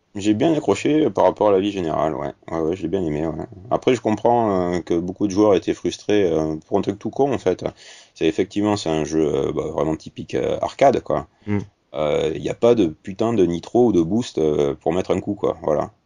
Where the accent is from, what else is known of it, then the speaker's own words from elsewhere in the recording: Bordeaux, Nouvelle-Aquitaine, France; accent: Bordelais; bordelaise, parce que vous avez peut-être entendu mon accent